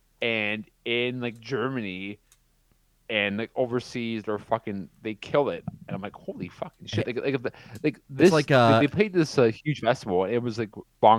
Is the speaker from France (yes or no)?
no; Canada; Because I'm Canadian?